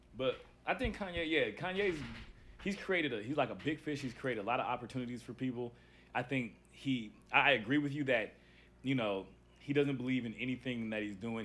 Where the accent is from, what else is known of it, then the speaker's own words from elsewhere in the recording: Los Angeles, California, United States; I'm from South Central